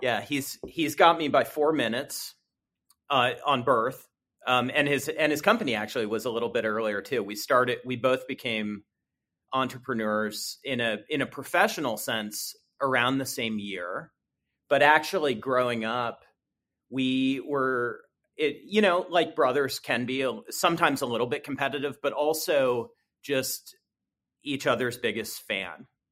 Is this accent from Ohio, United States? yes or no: yes; Columbus, Ohio, United States; I was born and raised here in Columbus. I grew up here.